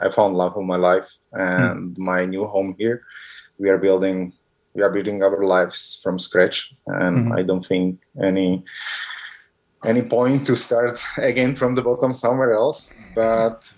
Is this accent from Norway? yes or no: no; Myjava, Trenčín Region, Slovakia; English is a second language; moved away as an adult; also born or lived in Barcelona, Spain / England / Egypt / Italy; now in Vancouver, Canada; I was born in Slovakia back in the 80s